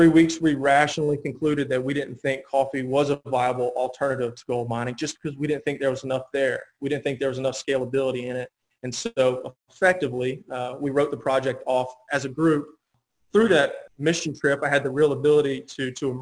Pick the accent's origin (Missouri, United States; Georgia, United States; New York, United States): Georgia, United States; Pooler; moved away as an adult; also born or lived in Savannah, Georgia; now in Macon, United States; I'm from Pooler, Georgia, currently living in Macon, where I've been since I went to Mercer University